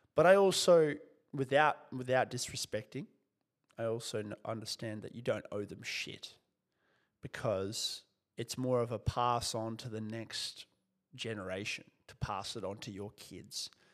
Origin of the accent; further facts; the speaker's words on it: Kyrgyzstan; moved away; also born or lived in Soviet Union; I was born in the Soviet Union and lived in a country called Kyrgyzstan after the collapse